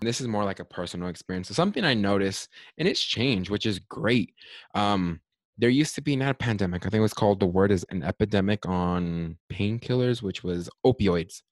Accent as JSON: {"language": "English", "country": "United States"}